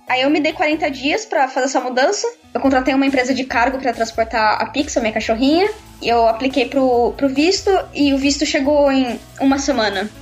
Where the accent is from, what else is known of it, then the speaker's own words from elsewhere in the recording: Brazil; moved away as an adult; also born or lived in Canada; now in London, United Kingdom; eu ainda sou brasileira